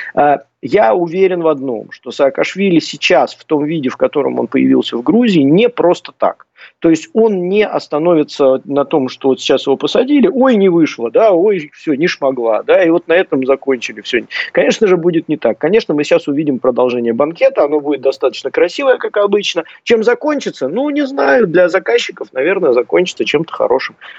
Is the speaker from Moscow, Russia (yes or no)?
no; Saint Petersburg, Russia; Я просто сам из Санкт-Петербурга.